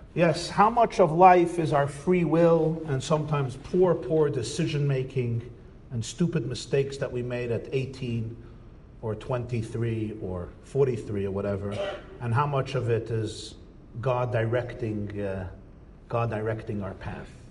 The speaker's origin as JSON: {"language": "English", "country": "United States", "tie": "born or raised there", "said": "I grew up in America."}